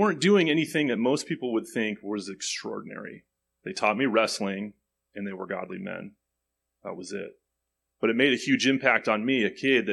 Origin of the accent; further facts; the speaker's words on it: Phoenix, Arizona, United States; I'm a kid from Phoenix. I grew up in a poor area.